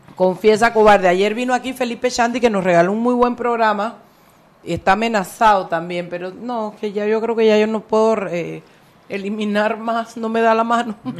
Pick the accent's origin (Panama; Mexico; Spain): Panama; Chiriquí; yo siempre seré Panamá y Chiriquí